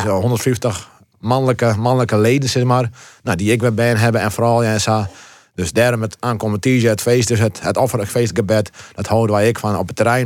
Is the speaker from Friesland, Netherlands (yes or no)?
yes; Heerenveen, Friesland, Netherlands; also born or lived in Morocco; we wennen hier in het Veen